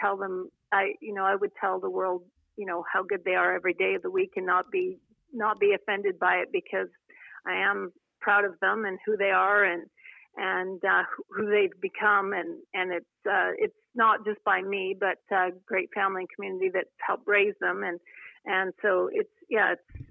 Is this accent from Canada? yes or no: yes; Cochrane, Alberta, Canada; I was raised on acreage near Cochrane, Alberta